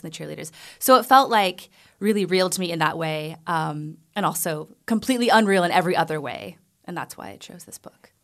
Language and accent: English; Amarillo, Texas, United States; moved away; I grew up in the Bible Belt of Texas, like the part that nobody goes to.